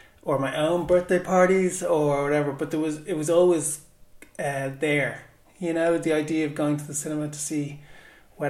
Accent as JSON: {"language": "English", "town": "Dublin", "region": "Leinster", "country": "Ireland", "tie": "born or raised there", "said": "Home was Shankill when I was growing up"}